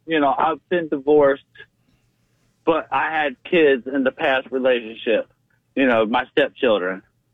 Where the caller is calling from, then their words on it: Virginia, United States; I'm calling from Virginia.